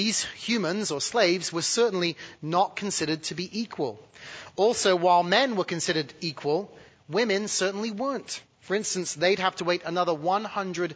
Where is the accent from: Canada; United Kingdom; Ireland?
United Kingdom; now in United States; being born British